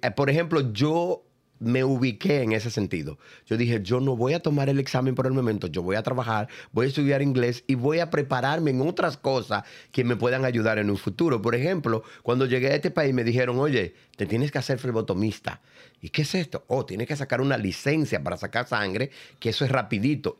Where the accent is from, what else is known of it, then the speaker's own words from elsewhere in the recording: Cotuí, Sánchez Ramírez, Dominican Republic; moved away as an adult; now in United States; de Cotuí, dominicano